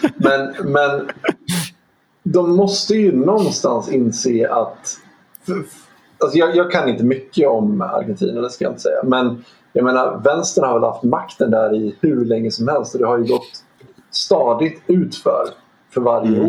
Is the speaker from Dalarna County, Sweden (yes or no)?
yes; Dalarna County, Sweden; moved away; jag har en, ehm, kompis som jag växte upp med uppe i Dalarna